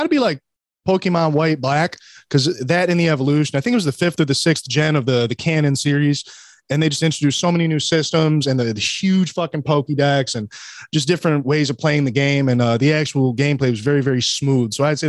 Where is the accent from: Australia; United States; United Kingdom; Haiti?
United Kingdom; But I'm also British, so I'm like limey.